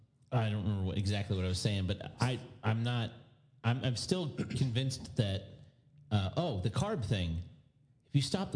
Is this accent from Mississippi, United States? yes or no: no; Winter Haven, Florida, United States; I'm from Winter Haven. From Polk County.